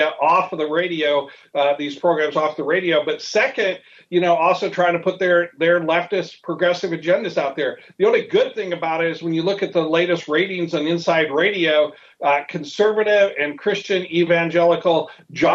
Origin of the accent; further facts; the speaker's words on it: Mount Juliet, Tennessee, United States; also born or lived in Silicon Valley; my hometown, Mount Juliet, Tennessee